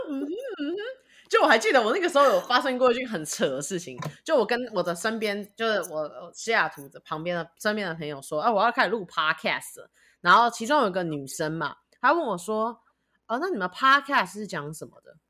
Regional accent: Taiwan; now in United States; 我就是一个台湾人，我，我有属于我的地方。我觉得美国有可能未来会是我，就是最长久居住的生活主场景，但我觉得我的家永远在台湾

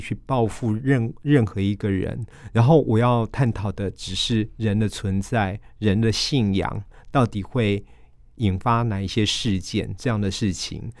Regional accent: Taiwan; 我们台湾人

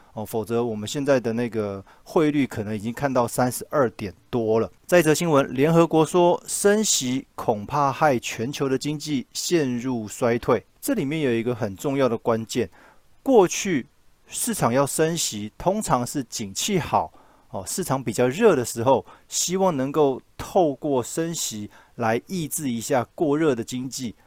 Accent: Taiwan; 我们台湾这边

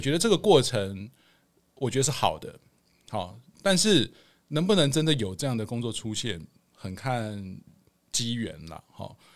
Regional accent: Hualien, Hualien County, Taiwan; moved away as an adult; also born or lived in Kaohsiung; now in Taipei, Taiwan; 我是高雄出生，花莲长大，然后大学考到那个台北的学校

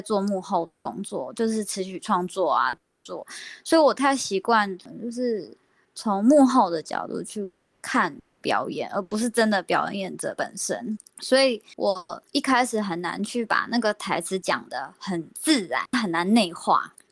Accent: Australia; moved away as an adult; now in Taiwan; 我是，来自澳洲，但是我是台湾人

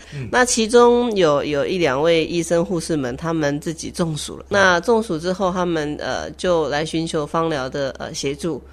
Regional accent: Taipei, Taiwan; moved away as an adult; now in Taitung, Taiwan; 我台北人嘛，在台北上班，那也在台北

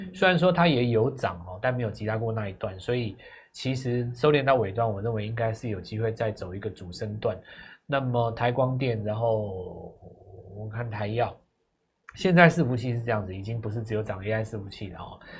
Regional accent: Taiwan; 我们是台湾来的啊

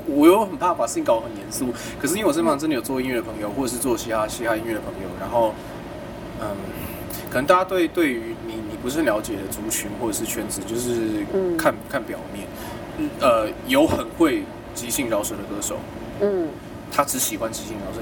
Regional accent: Kaohsiung, Taiwan; 我小时候是在高雄

